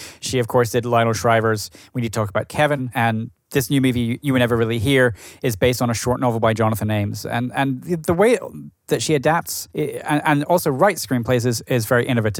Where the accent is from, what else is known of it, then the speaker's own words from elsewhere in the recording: Edinburgh, Scotland, United Kingdom; moved away; also born or lived in Brooklyn; my hometown of Edinburgh in Scotland.